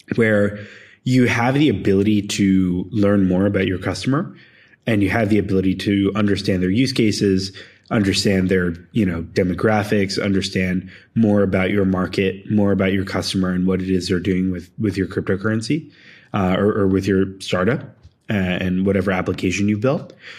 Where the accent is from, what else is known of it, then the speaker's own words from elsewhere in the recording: Philadelphia, Pennsylvania, United States; moved away as an adult; also born or lived in Bay Area / Argentina; I grew up in Philadelphia and then I moved to the Bay Area to start my first startup